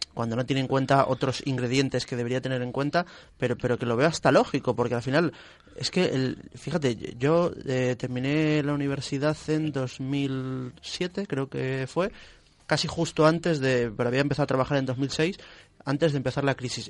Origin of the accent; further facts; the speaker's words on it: Ciudad Real, Castilla-La Mancha, Spain; yo soy de Ciudad Real